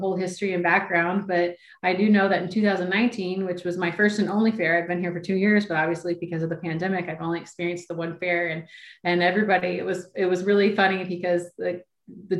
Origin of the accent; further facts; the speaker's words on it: New Berlin, Illinois, United States; also born or lived in Kissimmee, Florida; now in Indiana, United States; I started answering phones at my hometown fairgrounds when I was 14.